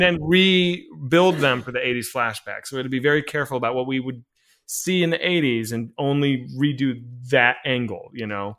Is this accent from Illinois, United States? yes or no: no; Arlington, Virginia, United States; I'm from Arlington